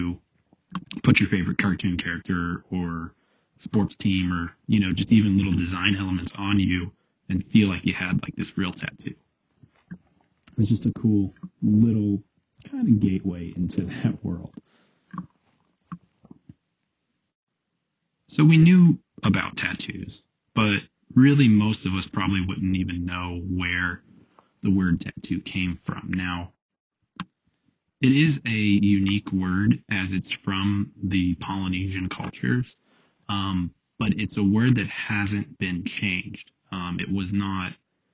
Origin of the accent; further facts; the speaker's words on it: United States; growing up in America